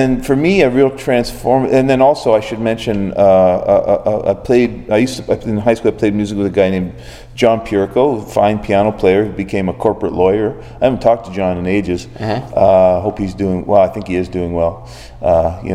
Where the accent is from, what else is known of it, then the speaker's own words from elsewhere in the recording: Oshawa, Ontario, Canada; also born or lived in Guelph, Ontario; now in Ottawa, Canada; I grew up in Oshawa